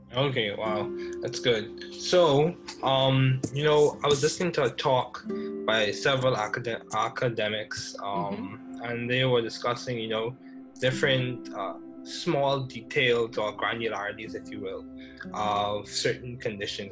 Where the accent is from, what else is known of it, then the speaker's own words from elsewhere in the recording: Bahamas; I grew up in the Bahamas